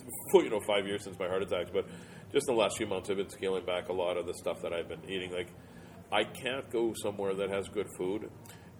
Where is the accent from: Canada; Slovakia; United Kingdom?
Canada; Winnipeg, Manitoba; That's where I'm from